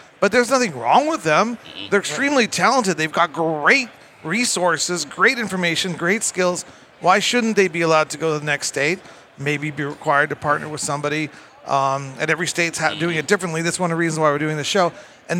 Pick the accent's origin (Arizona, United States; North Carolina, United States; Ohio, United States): Arizona, United States; I'm from Arizona